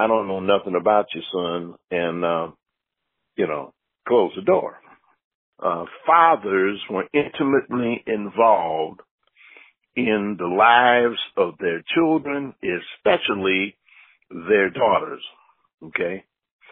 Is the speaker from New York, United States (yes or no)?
no; Dayton Street, Ohio, United States; I grew up on Dayton Street